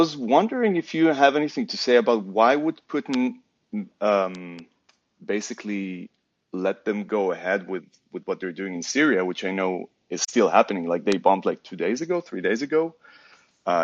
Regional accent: Israel; moved away as an adult; now in Berlin, Germany; So I come from Israel, but I've been living in Berlin since a decade now.

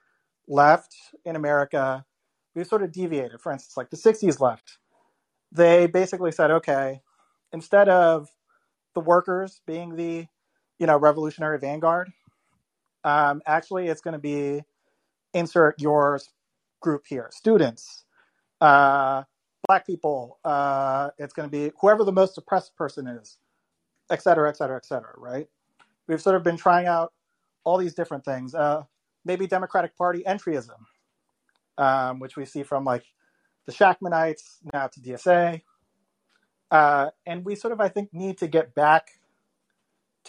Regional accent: Florida, United States; I grew up in Florida

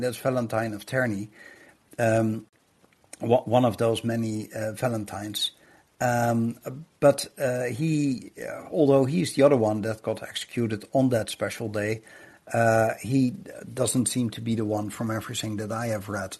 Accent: Netherlands; I grew up in the Netherlands

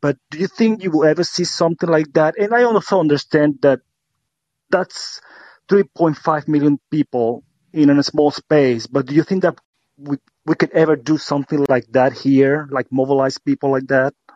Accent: Puerto Rico; moved away; I was born and raised in Puerto Rico

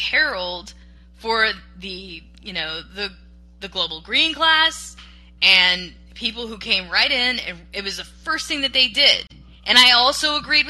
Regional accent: Gulf Coast, United States; I grew up on the Gulf Coast

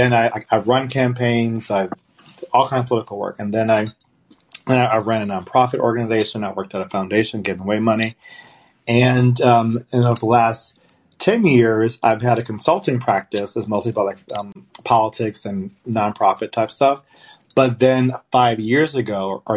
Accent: Los Angeles, California, United States; I'm from Los Angeles

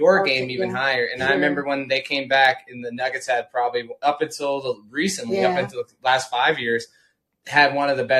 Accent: United States; as an American

